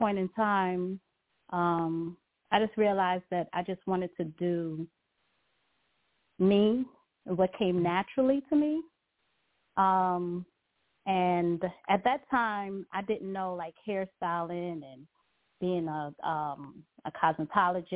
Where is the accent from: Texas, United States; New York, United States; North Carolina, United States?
New York, United States; New York City; moved away as an adult; also born or lived in Guyana / Lithonia, Georgia; now in Georgia, United States; I did hair in New York, which I'm from Brooklyn, New York, Crown Heights.